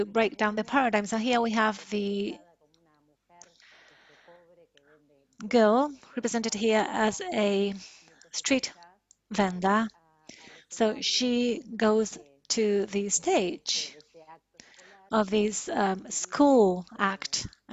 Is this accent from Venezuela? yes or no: no; Argentina; in our country